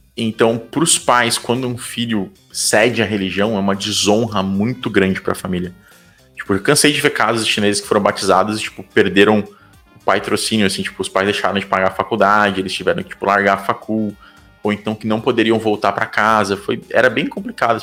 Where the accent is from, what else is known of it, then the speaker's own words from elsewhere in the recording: Brazil; also born or lived in United Kingdom; como brasileiro